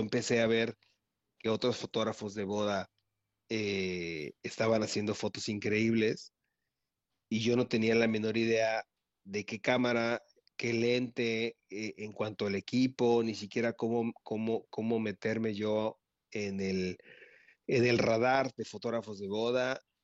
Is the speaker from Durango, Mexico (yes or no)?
no; Veracruz, Mexico; soy de Veracruz, toda mi vida he vivido felizmente aquí en, el puerto